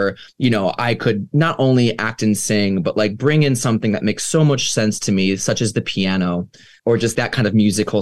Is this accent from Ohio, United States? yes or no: yes; Ohio, United States; growing up in Ohio, you know, as like a little piano player